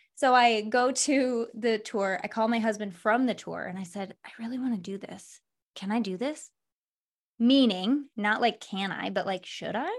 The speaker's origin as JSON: {"language": "English", "region": "Michigan", "country": "United States", "said": "I'm from Michigan, so there's a lot of, like, factories."}